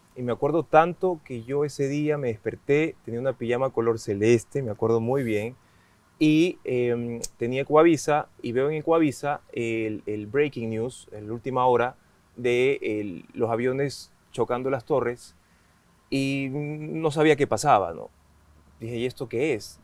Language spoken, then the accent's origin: Spanish; Esmeraldas, Ecuador; moved away; yo soy de Esmeraldas